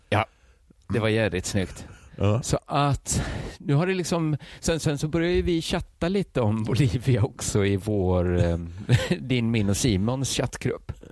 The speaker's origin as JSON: {"language": "Swedish", "town": "Gothenburg", "region": "Västra Götaland", "country": "Sweden", "accent": "Gothenburg Swedish (göteborgska)", "said": "jag talar göteborgska."}